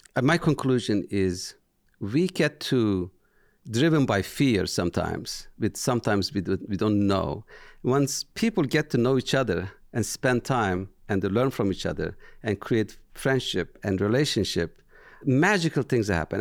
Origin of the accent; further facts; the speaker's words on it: Turkey; English is a second language; moved away as an adult; now in United States; I am from Turkey